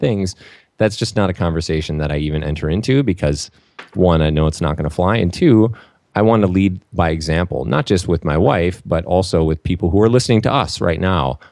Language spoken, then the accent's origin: English; Saint Paul, Minnesota, United States; I grew up in Saint Paul, Minnesota